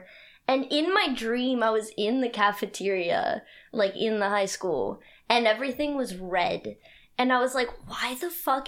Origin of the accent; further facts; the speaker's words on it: Washington, United States; I'm also from Washington.